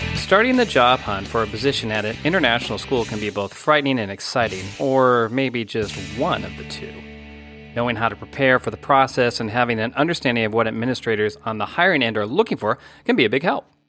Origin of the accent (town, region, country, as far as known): United States; moved away